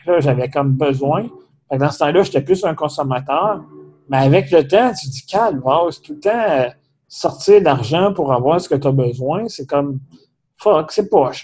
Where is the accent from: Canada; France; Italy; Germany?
Canada; Saint-Léonard-d'Aston, Quebec; on vient dans le coin de Drummondville, de Saint-Léonard-d'Aston